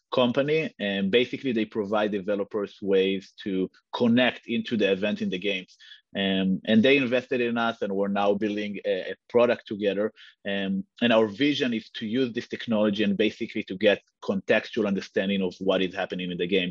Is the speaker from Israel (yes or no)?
yes; Israel; moved away as an adult; now in United States; I'm I'm originally from from Israel, moved to the US uh, a few years ago